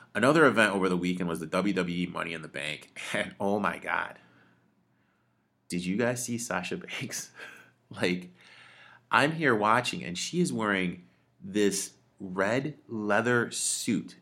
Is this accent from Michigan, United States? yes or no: yes; Detroit, Michigan, United States; now in Chicago, United States; I'm from Detroit